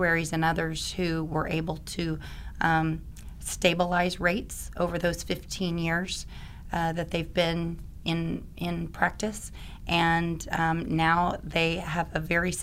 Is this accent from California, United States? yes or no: no; Oklahoma, United States; moved away; I'm an Oklahoma girl and came back to help them with their captive back in 2007